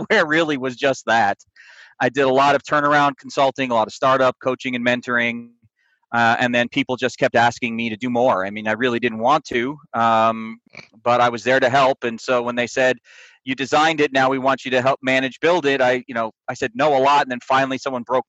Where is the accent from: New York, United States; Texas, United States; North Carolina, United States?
New York, United States; upstate; moved away as an adult; also born or lived in New Jersey; now in Longmont, United States; I grew up in New York, not the city, upstate, about 2 hours out of New York